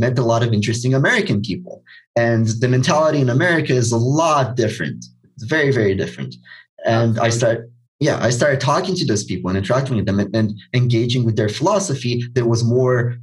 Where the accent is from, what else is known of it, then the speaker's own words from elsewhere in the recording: Romania; I'm from Romania, and if you're not aware, if you're not from Eastern Europe, then the mentality here is not very entrepreneurial.